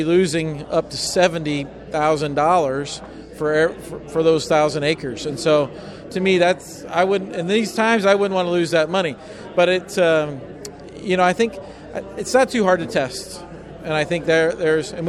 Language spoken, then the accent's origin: English; Iowa, United States; I'm from Iowa